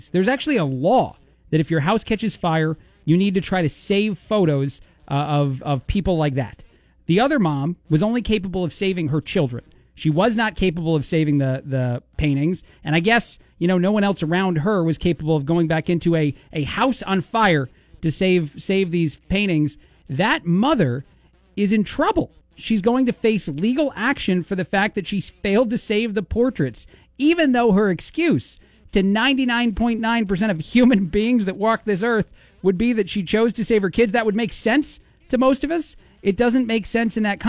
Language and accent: English; United States; I'm an American.